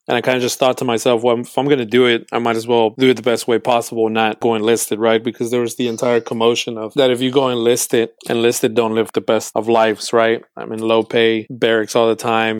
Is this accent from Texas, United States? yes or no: yes; Houston, Texas, United States; I was born and raised in Houston, Texas